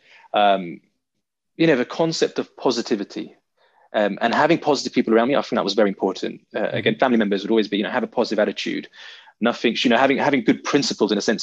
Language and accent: English; London, United Kingdom; growing up in South London, which is quite a rough, if not brutal, area to grow up in as a young guy